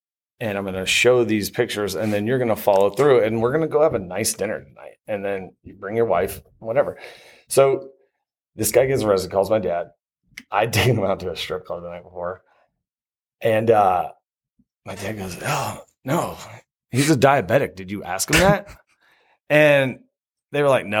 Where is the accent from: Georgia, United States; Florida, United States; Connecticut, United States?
Florida, United States; moved away; I'm from Florida